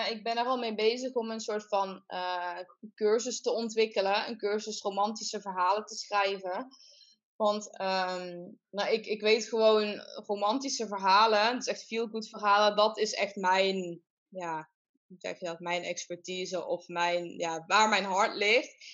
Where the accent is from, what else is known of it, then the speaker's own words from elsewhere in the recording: southern Netherlands, Netherlands; accent: soft G; om mijn, mijn zachte G dat te doen